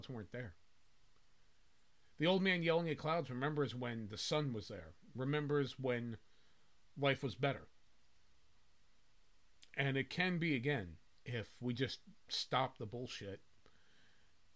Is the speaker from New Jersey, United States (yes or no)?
yes; New Jersey, United States; I grew up in North Jersey.